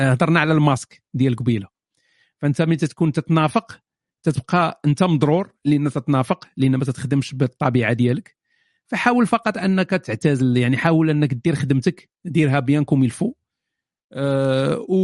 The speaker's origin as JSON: {"language": "Arabic", "town": "Fes", "region": "Fès-Meknès", "country": "Morocco", "said": "انا من فاس … انا من فاس"}